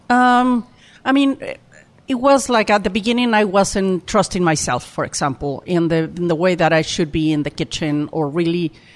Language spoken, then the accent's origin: English; Mexico City, Mexico; English is a second language; moved away as an adult; also born or lived in Oaxaca; I born, I was born in Mexico City